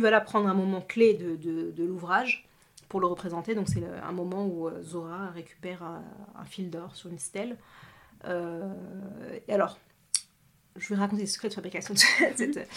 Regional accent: France; je suis née ici, j'ai grandi ici en France

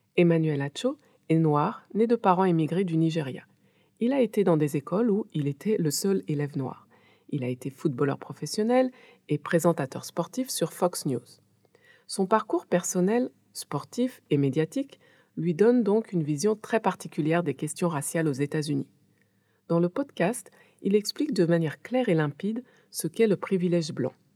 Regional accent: France; moved away as an adult; also born or lived in Haiti; now in West Africa; je suis née et j'ai grandi en France

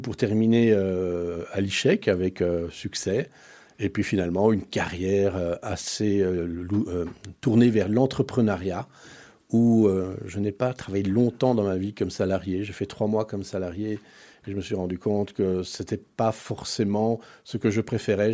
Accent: Brussels, Brussels-Capital Region, Belgium; also born or lived in Paris, France; nous sommes arrivés en Belgique en 1971

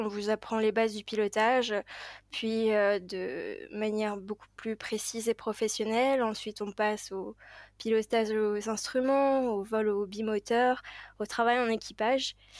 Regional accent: Paris, Île-de-France, France; j'ai grandi à Paris même

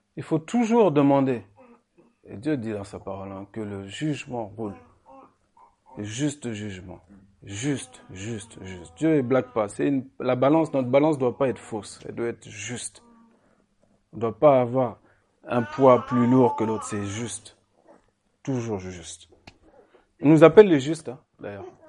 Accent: Sens, Bourgogne-Franche-Comté, France; quand j'étais petit euh, à Sens

